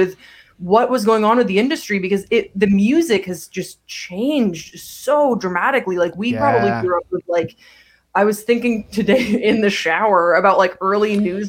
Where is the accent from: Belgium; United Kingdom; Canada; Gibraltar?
Belgium; also born or lived in South Carolina, United States; I grew up in Belgium. I was born in South Carolina. Both my parents are American